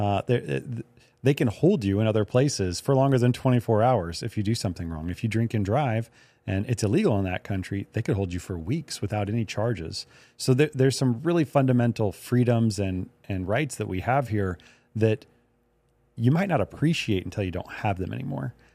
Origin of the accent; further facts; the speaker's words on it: United States; I'm an American